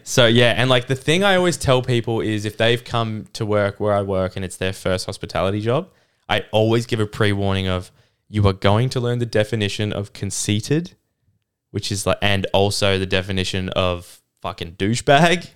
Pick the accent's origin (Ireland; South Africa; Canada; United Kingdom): Canada; moved away; I grew up in Canada with my mum